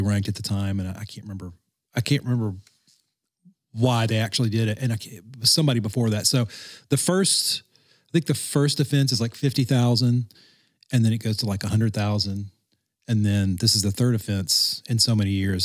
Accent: Louisiana, United States; growing up in Louisiana

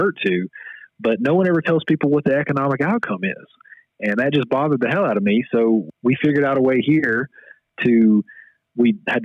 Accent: West Monroe, Louisiana, United States; moved away as an adult; now in Mississippi, United States; I'm from North Louisiana, a town called West Monroe.

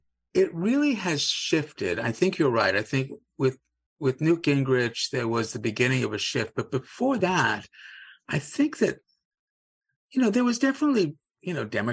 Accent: Cape Town, Western Cape, South Africa; now in United States; I wasn't born in the United States. I was born in Cape Town, South Africa, was a British subject, didn't move here until the 60s or so.

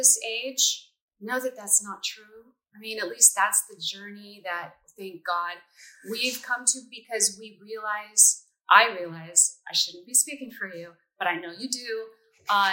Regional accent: Taft, California, United States; also born or lived in Culver City, California; I grew up in a small town called Taft, which is 30 miles west of Bakersfield in the middle of the oil fields

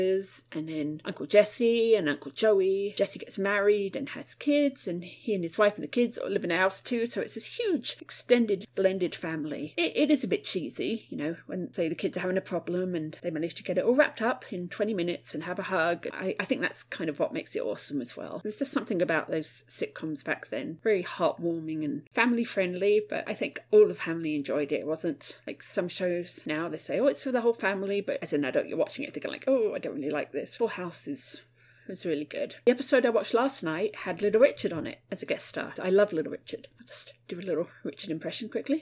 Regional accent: Watford, East of England, United Kingdom; I come from Watford. That's where I was born.

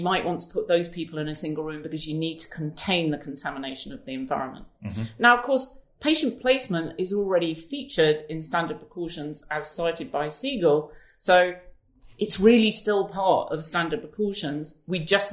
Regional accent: United Kingdom; as British people

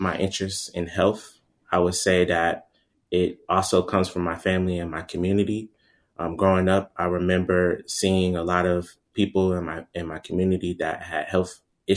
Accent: Atlanta, Georgia, United States; I'm originally from Atlanta, Georgia. My family is both from the United States and historically from Jamaica as well, too

